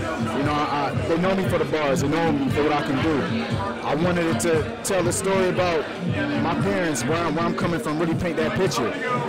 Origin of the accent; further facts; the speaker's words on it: Atlanta, Georgia, United States; now in Seattle, United States; I mean, Seattle definitely is giving me a lot just for as a landscape goes, but I grew up in Atlanta. I miss Atlanta.